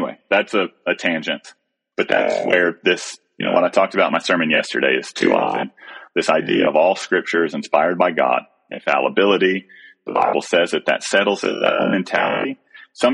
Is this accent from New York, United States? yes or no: no; Texas, United States; me as a Texan